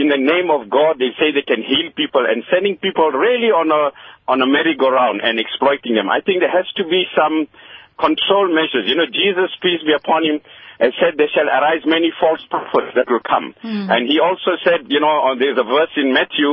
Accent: South Africa; I'm speaking as a South African. I'm of Asian origin, but born here, my father born here

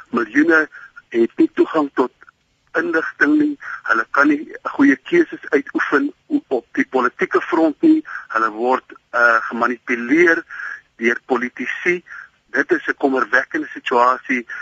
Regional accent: South Africa; ek is 'n trotse Afrikaner

